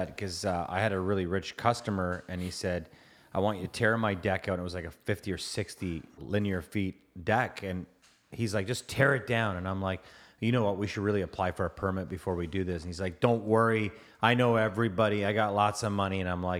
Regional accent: Toronto, Ontario, Canada; I'm from the T-Dot.

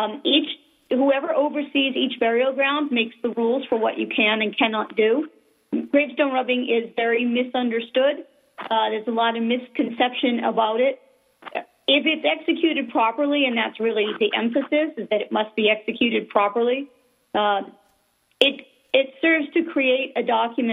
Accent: Massachusetts, United States; I grew up in Massachusetts

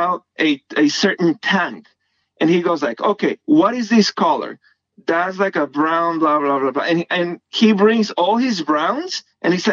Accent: Guatemala; moved away as an adult; now in United States; I'm from Guatemala

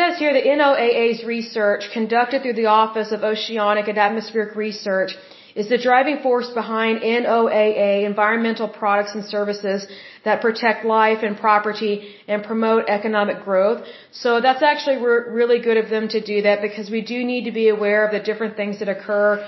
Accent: Oklahoma, United States; I am originally from Oklahoma

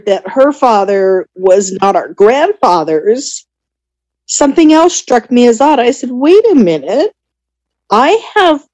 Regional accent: Southern California, United States; I am from Southern California

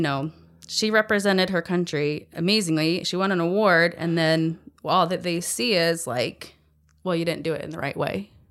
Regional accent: United States; as an American

